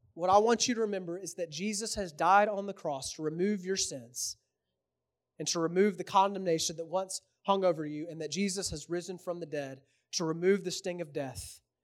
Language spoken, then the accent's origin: English; Houston, Texas, United States; I'm from Houston, so I'm a Rockets fan.